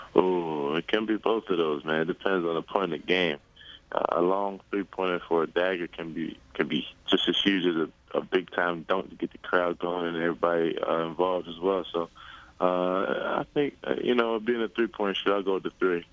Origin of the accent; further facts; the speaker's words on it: Villanova, Pennsylvania, United States; Villanova. That was my hometown school